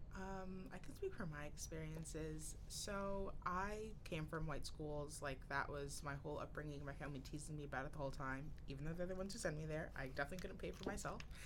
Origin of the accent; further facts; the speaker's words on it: Newark, New Jersey, United States; moved away as an adult; also born or lived in East Orange, New Jersey; I grew up in East Orange and Newark, New Jersey, primarily